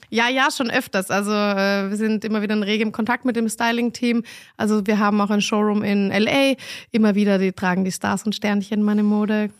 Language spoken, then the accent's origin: German; Vienna, Austria; moved away as an adult; now in Berlin, Germany; ich bin Wienerin